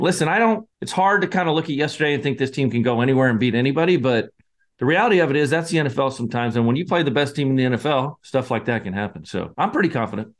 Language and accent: English; Scotland, United Kingdom; moved away; I'm the Scotsman